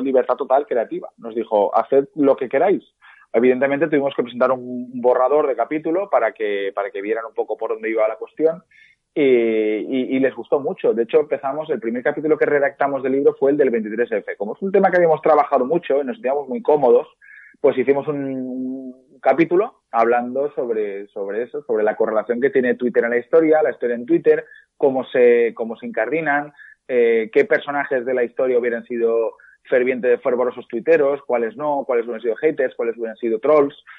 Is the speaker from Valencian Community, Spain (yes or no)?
yes; Valencia, Valencian Community, Spain; nosotros somos de Valencia